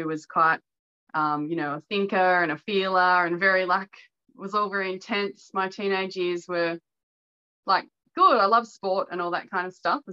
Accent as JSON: {"language": "English", "town": "Melbourne", "region": "Victoria", "country": "Australia", "tie": "born or raised there", "said": "I grew up in suburban Melbourne in a suburb called North Bowen"}